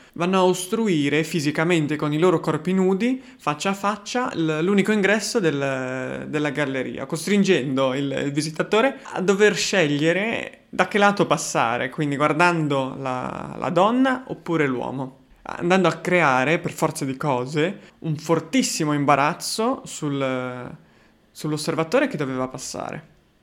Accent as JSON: {"language": "Italian", "town": "Genoa", "region": "Liguria", "country": "Italy", "accent": "Genoese (cadence)", "said": "essendo genovese"}